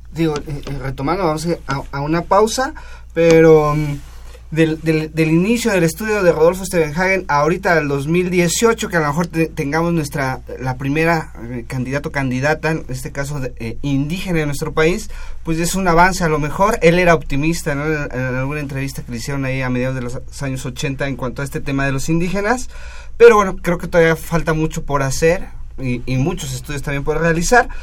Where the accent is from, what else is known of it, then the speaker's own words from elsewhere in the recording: Mexico; nosotros como mexicanos